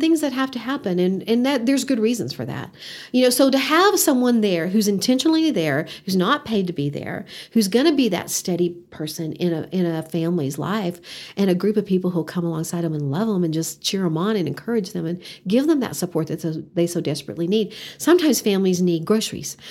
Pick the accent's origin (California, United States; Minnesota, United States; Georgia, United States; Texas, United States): Texas, United States; Odessa; moved away as an adult; also born or lived in Canyon, Texas; now in Amarillo, United States; Growing up in Odessa, Texas